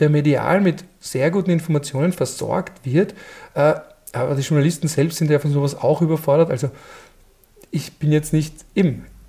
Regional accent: Austria; bei uns in Österreich

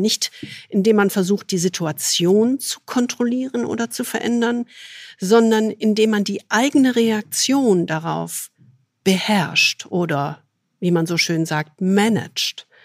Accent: Rhineland, Germany; ich als rheinisches Naturgewächs

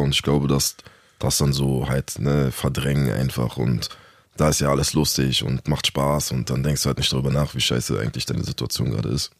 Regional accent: Berlin, Germany; also born or lived in Hamburg; bin äh, geboren in Hamburg und mit ah, okay. anderthalb oder so kurz vor meinem zweiten Lebensjahr nach Berlin gekommen. Seitdem hier gestrandet

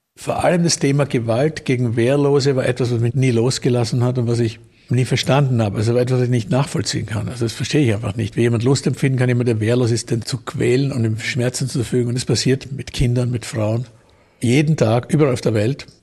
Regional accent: Vienna, Austria; ich bin ja in Wien geboren, habe immer in Wien gelebt, in einem Arbeiterbezirk, im 10. Bezirk.

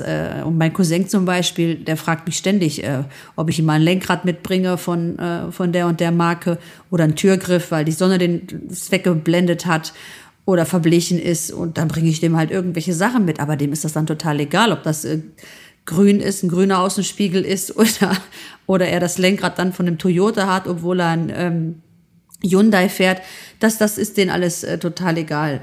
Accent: Germany; also born or lived in Solingen / Greece (ancestry); Ich bin in Deutschland geboren, bin aber Griechin

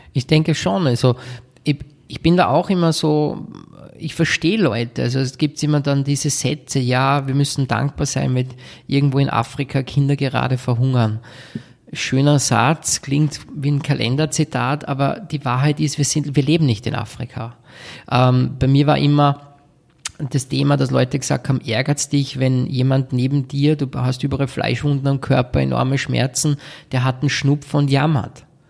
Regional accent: Salzburg, Austria; bei uns in Salzburg

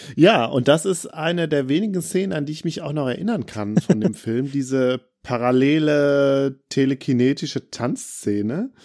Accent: Bergisches Land, North Rhine-Westphalia, Germany; ich komme ja aus dem Bergischen Land

